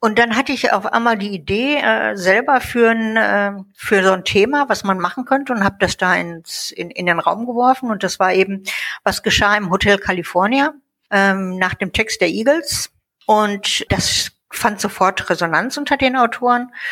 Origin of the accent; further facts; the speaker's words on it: North Rhine-Westphalia, Germany; also born or lived in Munich; now in Baden-Württemberg, Germany; Ja, ja, also ähm … geboren in München, aufgewachsen in NRW und jetzt seit 20 Jahren in Baden-Württemberg wieder.